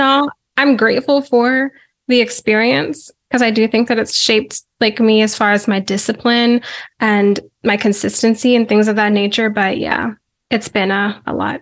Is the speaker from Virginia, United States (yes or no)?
yes; Virginia, United States; born and raised in Virginia